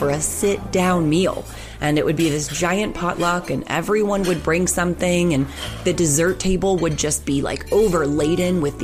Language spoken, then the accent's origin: English; Nashua, New Hampshire, United States; I grew up in Nashua, New Hampshire, which is right on the border of Massachusetts.